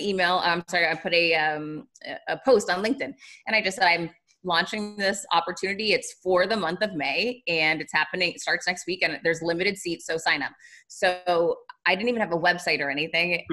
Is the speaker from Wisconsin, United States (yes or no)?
no; Worcester, Massachusetts, United States; I'm from Worcester, Massachusetts